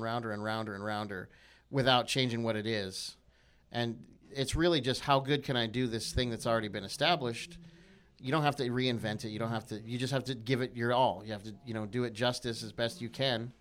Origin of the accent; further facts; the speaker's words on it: United States; I'm, I'm American